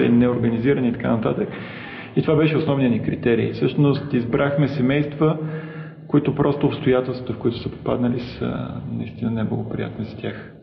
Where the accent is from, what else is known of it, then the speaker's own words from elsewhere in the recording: Plovdiv, Plovdiv Province, Bulgaria; родом съм от Пловдив